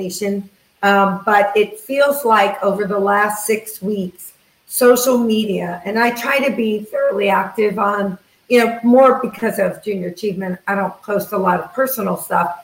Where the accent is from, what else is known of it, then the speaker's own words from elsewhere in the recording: New York, United States; I come from New York